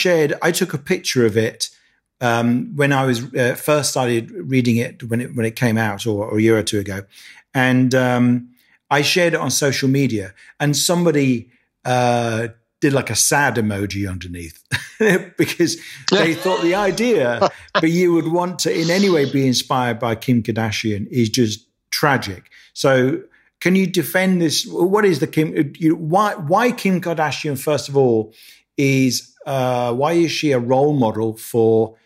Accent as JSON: {"language": "English", "town": "Birmingham", "region": "West Midlands", "country": "United Kingdom", "said": "but then I don't have much of a Birmingham accent, which is where I'm from."}